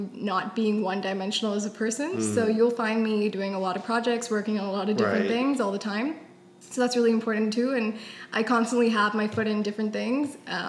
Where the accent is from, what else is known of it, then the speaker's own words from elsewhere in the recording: India; I'm Indian, so that is something I want people to know about me.